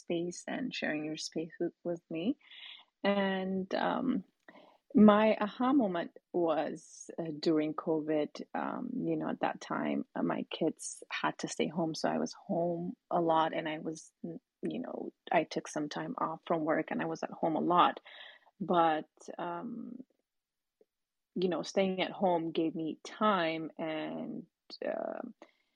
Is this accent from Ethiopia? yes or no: yes; Ethiopia; now in United States; growing up in Ethiopia